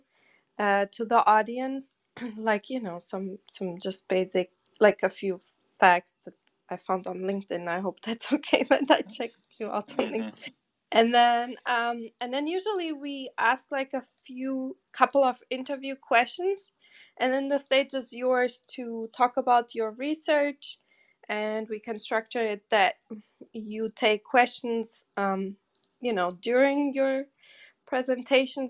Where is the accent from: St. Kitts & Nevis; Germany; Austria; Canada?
Germany; moved away as an adult; also born or lived in Portugal / Cape Cod, United States; now in New York City, United States; I grew up most of the time in Germany